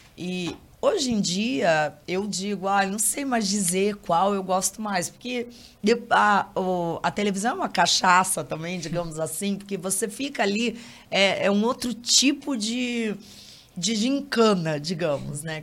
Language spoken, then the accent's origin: Portuguese; Curitiba, Paraná, Brazil; moved away as an adult; now in Rio de Janeiro, Brazil; Eu sou daqui, né? Moro há muitos anos no Rio